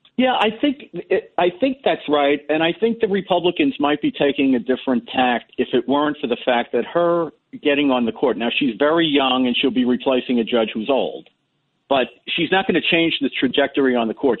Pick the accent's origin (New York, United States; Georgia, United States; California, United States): New York, United States; New York City; I'm from Parkchester.